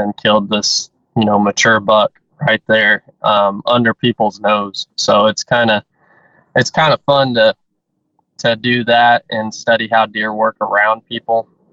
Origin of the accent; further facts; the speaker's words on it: Southwest Missouri, United States; I'm from Southwest Missouri. Was born and raised there, and I've lived in Missouri my whole life